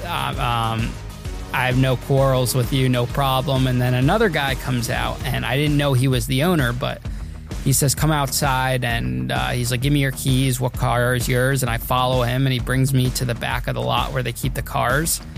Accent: Danbury, Connecticut, United States; my hometown, Danbury, Connecticut

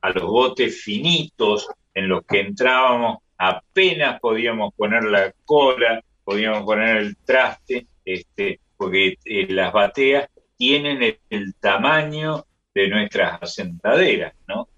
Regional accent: Córdoba, Argentina; nosotros tenemos los cordobeses unos ríos que son un remedo de ríos

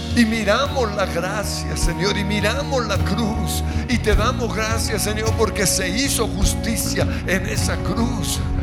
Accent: Colombia; como colombianos

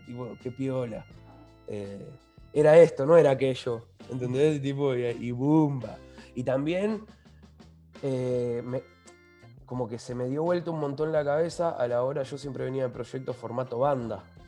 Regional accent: Lanús, Buenos Aires Province, Argentina; Somos los dos de Lanús

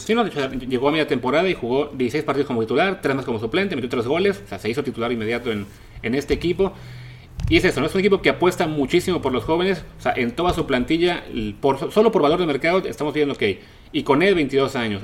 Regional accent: Mexico

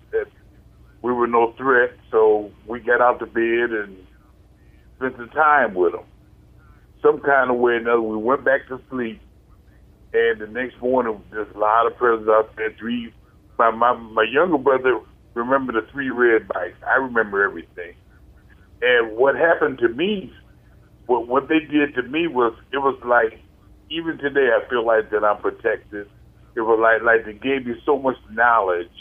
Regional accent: Virginia, United States; now in St. Louis, United States; I went back home last year. You know, I came from Virginia

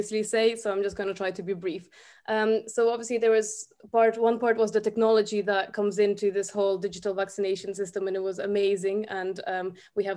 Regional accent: Ukraine; also born or lived in Dublin, Ireland; now in Ireland; I'm also from Ukraine, but I've lived here since 2012.

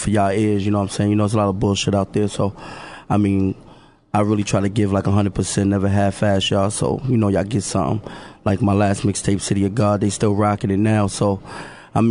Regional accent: New York City, New York, United States; I'm from the Bronx

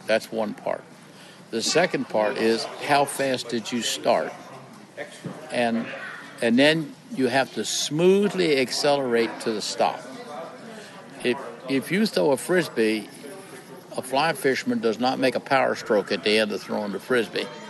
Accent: Maryland, United States; I lived born and raised in Maryland.

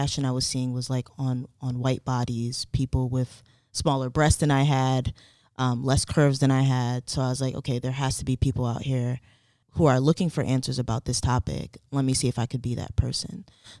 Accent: Elizabeth, New Jersey, United States; I grew up in Elizabeth, New Jersey. Both of my parents are Haitian immigrants.

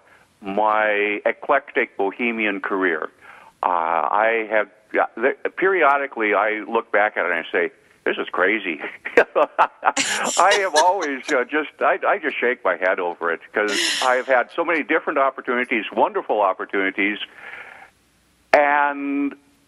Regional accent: Devils Lake, North Dakota, United States; moved away; When I was in my hometown of Devil's Lake, North Dakota

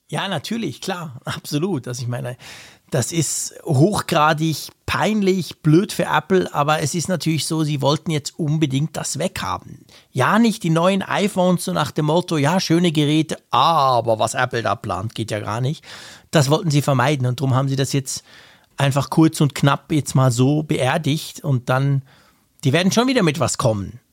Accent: Switzerland; bei uns in der Schweiz

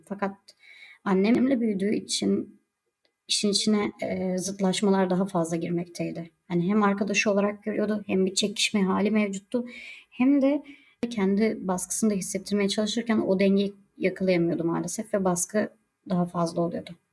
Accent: Alanya, Antalya, Turkey; moved away; also born or lived in Konya; Alanya'da doğdum, büyüdüm ve uzun bir süre Konya'da ikamet ettim.

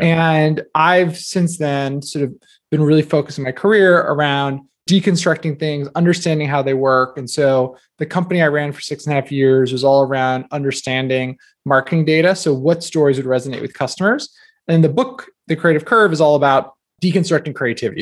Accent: New Jersey, United States; I grew up in New Jersey

